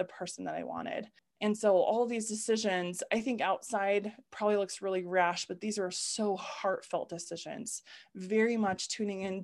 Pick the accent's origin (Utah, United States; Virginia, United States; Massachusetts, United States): Utah, United States; I grew up in Utah, born and raised in what I call the bubble of Utah